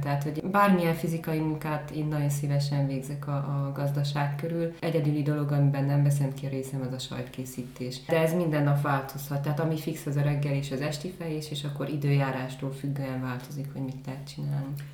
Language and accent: Hungarian; Gyergyóújfalu, Harghita County, Romania; Erdélyben egy viszonylag nagy településben egy új falu, igazából egy község